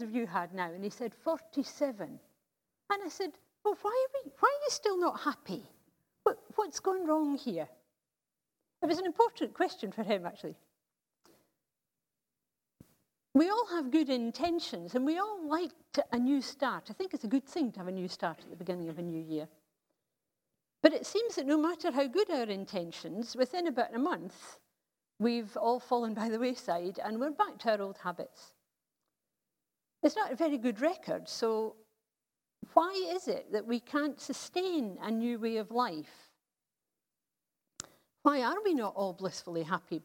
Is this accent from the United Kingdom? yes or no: yes; United Kingdom; As a British society